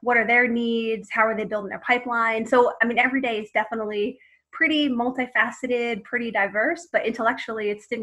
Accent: Philadelphia, Pennsylvania, United States; moved away as an adult; now in Boston, United States; I'm from Philadelphia originally. I grew up there and ended up moving to Boston in 2003.

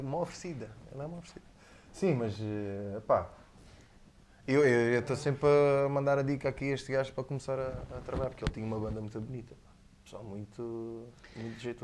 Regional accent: Almancil, Algarve, Portugal; also born or lived in Lisbon / Faro; sou, sou de Lisboa, mas basicamente vim para cá da puto, há 5 ou 6 anos. Uh, praticamente só, só nasci lá, sou, sou, sou praticamente algarvio

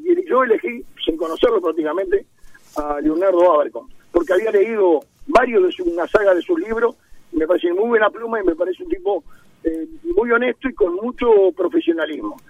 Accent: Uruguay; me siento muy orgulloso como uruguayo

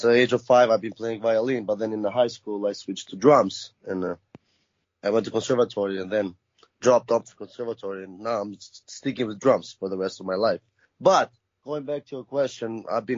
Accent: Albania; moved away; I'm originally from Albania

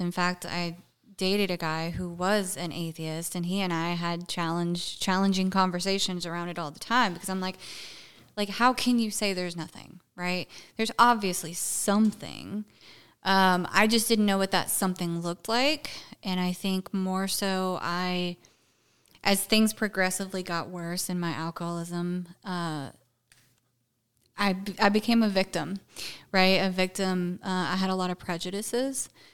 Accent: Brownsville, Tennessee, United States; moved away as an adult; also born or lived in Jackson, Tennessee / Clarksville, Tennessee; now in Texas, United States; I grew up in a small little podunk town called Brownsville, Tennessee

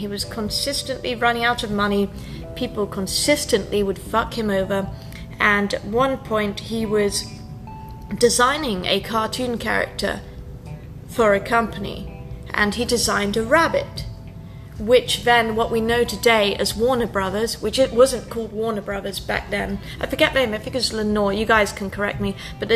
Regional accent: United Kingdom; I'm British

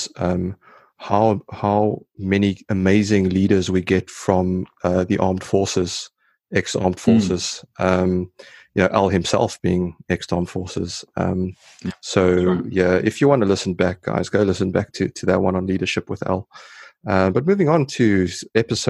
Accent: South Africa; moved away; I'm South African

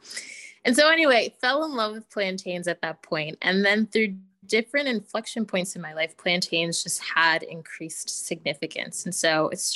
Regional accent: United States; I was born in the States, have always been very connected to my roots

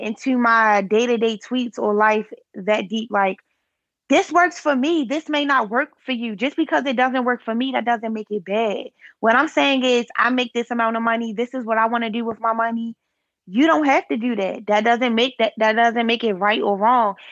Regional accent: Baltimore, Maryland, United States; from East Baltimore

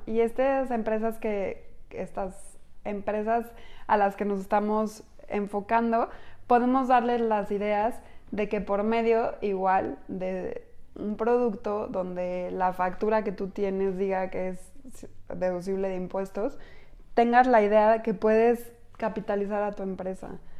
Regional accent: Mexico; como mexicanos responsables

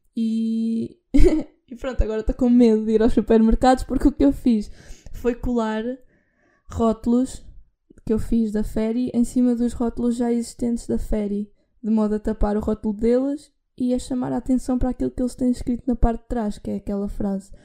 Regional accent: Figueira da Foz, Centro, Portugal; eu sou da Figueira

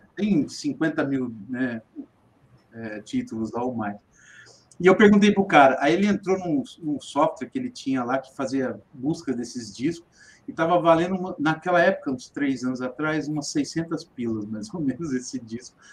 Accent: Ribeirão Preto, São Paulo, Brazil; eu sou de, sou de Ribeirão Preto, São Paulo

